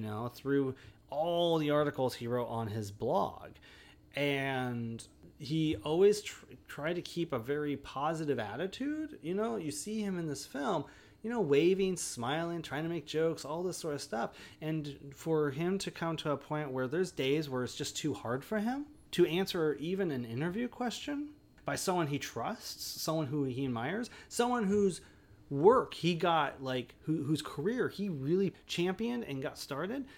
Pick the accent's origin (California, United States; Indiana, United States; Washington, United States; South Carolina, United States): Washington, United States; Olympia; I grew up and live in Olympia.